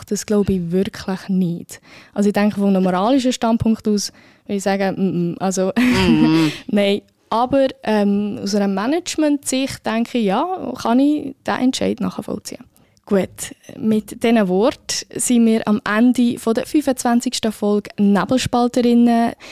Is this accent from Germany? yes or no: no; Spain; German is a second language; dann müsste ich als Spanierin für Los Normalos.